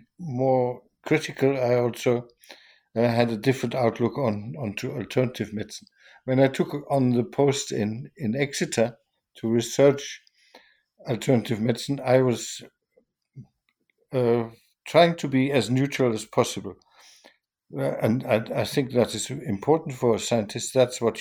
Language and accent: English; Germany; moved away as an adult; also born or lived in Hanover, Germany / Vienna, Austria; I was born in Germany